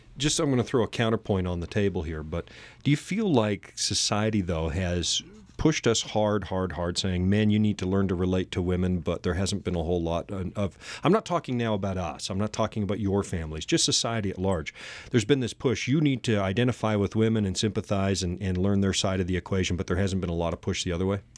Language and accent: English; Canada; accent: Canadian English; first language English; now in United States; my mother tongue is Canadian English